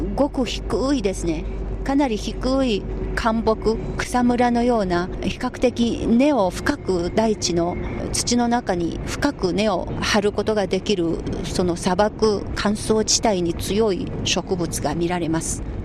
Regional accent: southern Anhui, China; Japanese is a second language; moved away; 漢族のその安徽省の南部に生まれ育った私

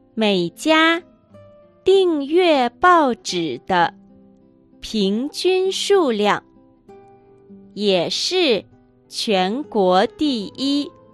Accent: Liaoning, China; moved away; 私のふるさと、辽寧省、遼寧省

